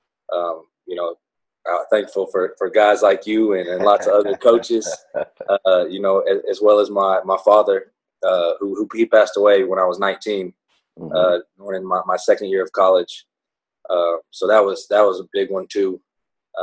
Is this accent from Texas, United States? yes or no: yes; Conroe, Texas, United States; also born or lived in Houston, Texas; I was born in Houston, and then we moved to Conroe after my parents split up when I was little. I was probably like 8 years old-ish